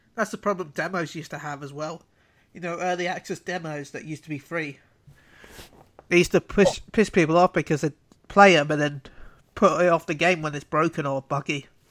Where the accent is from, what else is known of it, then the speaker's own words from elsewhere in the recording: United Kingdom; I'm British